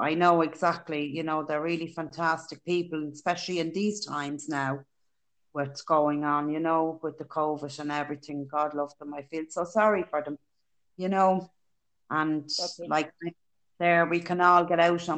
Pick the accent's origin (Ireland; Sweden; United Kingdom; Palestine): Ireland; Dublin, Leinster; now in County Meath, Ireland; I live in County Meath. I'm originally from Dublin